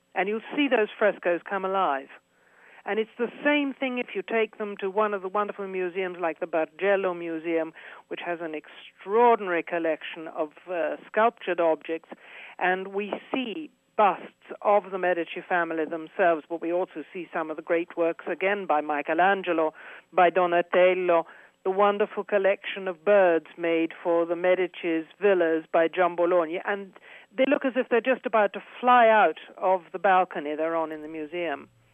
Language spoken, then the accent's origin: English; United Kingdom; moved away as an adult; now in Florence, Italy